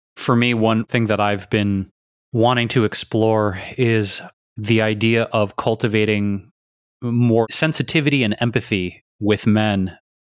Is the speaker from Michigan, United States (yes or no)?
yes; Detroit, Michigan, United States; growing up in Detroit